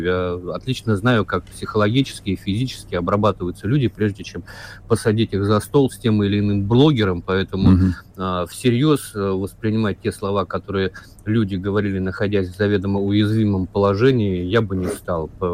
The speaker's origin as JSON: {"language": "Russian", "town": "Vladivostok", "region": "Primorsky Krai", "country": "Russia", "tie": "born or raised there", "said": "я вырос, кстати, в Владивостоке"}